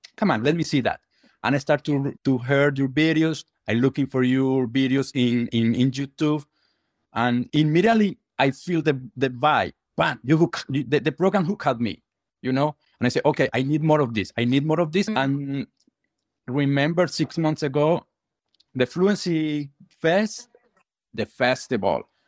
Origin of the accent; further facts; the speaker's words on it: Colombia; English is a second language; moved away as an adult; now in Chicago, United States; I am from South America, from Colombia.